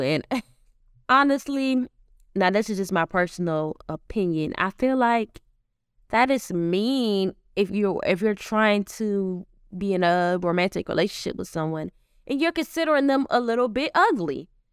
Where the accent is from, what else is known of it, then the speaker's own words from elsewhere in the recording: the South, United States; growing up in the South as a black woman